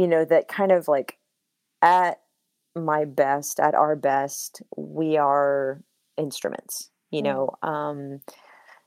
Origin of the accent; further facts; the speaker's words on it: United States; I was born in the United States